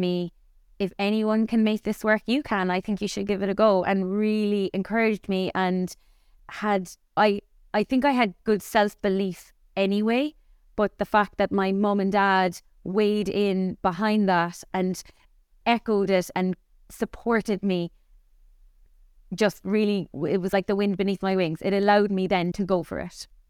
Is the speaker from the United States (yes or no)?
no; Cork, Munster, Ireland; grew up here in Cork, but my family is all from the west of Ireland, from Mayo and Sligo. So, to Cork people, we were actually considered blow-ins, even though myself and my three brothers were all born and reared in Cork